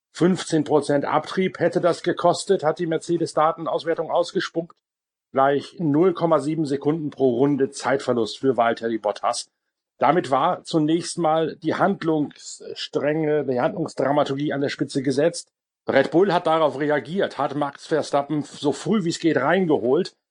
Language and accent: German; Northern Germany, Germany; bei uns in Norddeutschland